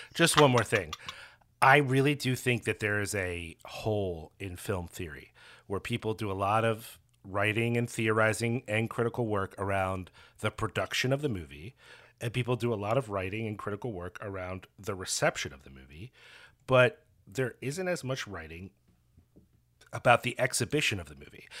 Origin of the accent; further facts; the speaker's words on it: Philadelphia, Pennsylvania, United States; moved away as an adult; also born or lived in Norfolk, Virginia / Princeton; I'm from Philadelphia, but I had moved away.